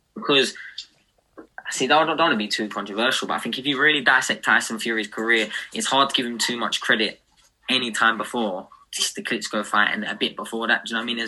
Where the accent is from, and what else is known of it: United Kingdom